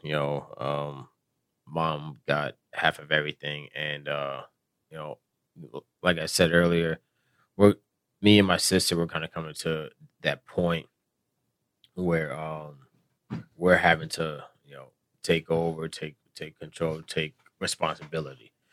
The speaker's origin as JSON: {"language": "English", "region": "South Florida", "country": "United States", "tie": "born or raised there", "said": "I grew up in South Florida"}